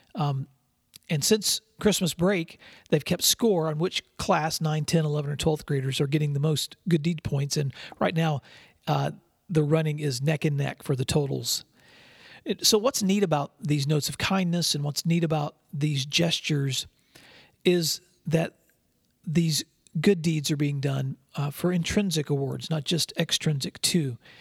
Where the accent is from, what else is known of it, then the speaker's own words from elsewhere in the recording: West Tennessee, United States; also born or lived in San Diego, California; I grew up in West Tennessee, but my very first years were in San Diego, California, when my dad was stationed there in the Navy